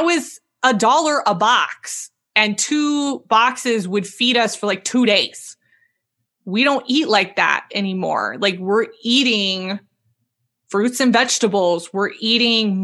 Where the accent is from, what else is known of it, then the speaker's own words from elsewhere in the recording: Southern California, United States; I'm from Southern California